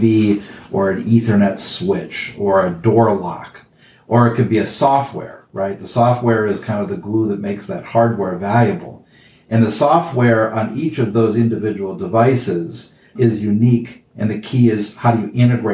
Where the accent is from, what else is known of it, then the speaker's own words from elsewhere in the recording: Wisconsin, United States; moved away as an adult; also born or lived in Chicago; I grew up in Wisconsin